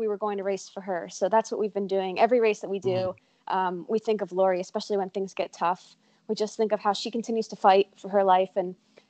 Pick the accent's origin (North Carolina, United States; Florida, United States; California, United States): North Carolina, United States; Cary; I'm from Cary, North Carolina